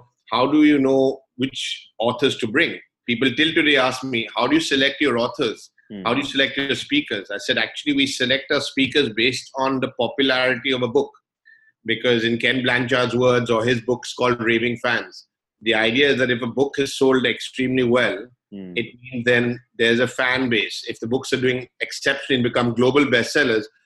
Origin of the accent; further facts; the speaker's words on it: London, United Kingdom; now in Dubai, United Arab Emirates; born and brought up in London in the UK